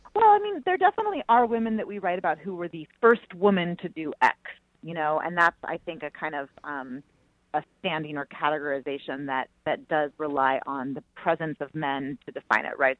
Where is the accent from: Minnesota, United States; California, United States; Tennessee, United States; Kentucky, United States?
California, United States; Bay Area; I grew up in the Bay Area